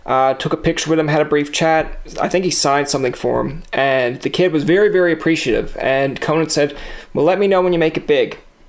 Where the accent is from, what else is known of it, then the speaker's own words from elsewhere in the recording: Newfoundland and Labrador, Canada; I'm from Newfoundland, so everything sounds crazy outside Newfoundland.